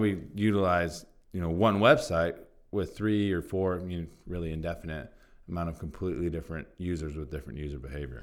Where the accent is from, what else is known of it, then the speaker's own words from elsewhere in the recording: Santa Barbara, California, United States; Santa Barbara's my hometown